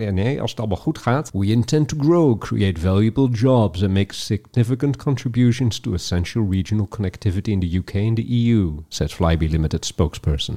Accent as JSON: {"language": "Dutch", "town": "Haren", "region": "Groningen", "country": "Netherlands", "tie": "born or raised there", "moved": "yes", "said": "Haren, waar ik vandaan kom oorspronkelijk. Groningenwijk geboren ben overigens."}